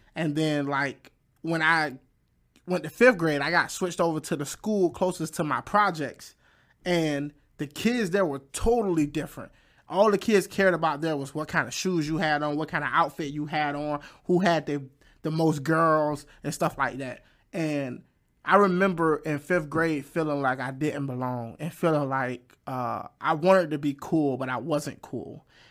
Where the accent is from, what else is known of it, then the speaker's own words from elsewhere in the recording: Fayetteville, North Carolina, United States; my hometown, Fayette, Fayetteville, North Carolina